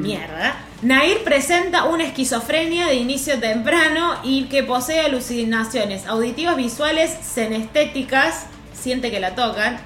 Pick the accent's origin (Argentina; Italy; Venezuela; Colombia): Argentina; Bell Ville, Córdoba; moved away; mi pueblo originario, el Belville